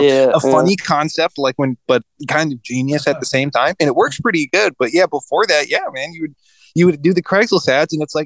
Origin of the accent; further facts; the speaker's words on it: North Carolina, United States; moved away as an adult; also born or lived in Pasadena, California / Los Angeles; now in Japan; I grew up in North Carolina. It's interesting. Like, I was born in Pasadena, but I moved at like a young age, like when I was like before elementary school. Like, I moved to like suburban North Carolina and grew up there